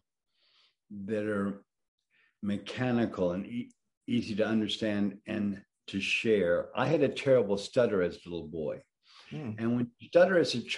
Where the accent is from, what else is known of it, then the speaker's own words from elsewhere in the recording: Atlanta, Georgia, United States; moved away as an adult; also born or lived in New Orleans / New York; I spent my, you know, very early years in New Orleans on a boat, and my young years in older grammar school and high school in Atlanta